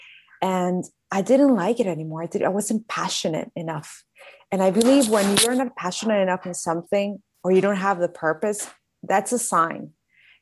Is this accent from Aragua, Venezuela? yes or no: no; Caracas, Capital District, Venezuela; moved away as an adult; now in Miami, United States; I was born in Caracas, Venezuela, and I've been here in Miami for 11 years